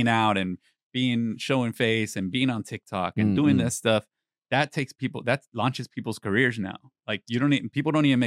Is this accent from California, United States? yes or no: yes; South Bay, California, United States; Well, I'm not from Tijuana, but I was by the border my whole life. And like, everyone I know is from Tijuana or San Diego.